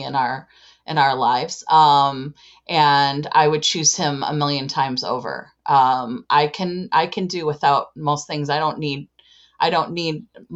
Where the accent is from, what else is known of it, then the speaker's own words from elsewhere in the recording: Chicago, Illinois, United States; I am from Chicago, Illinois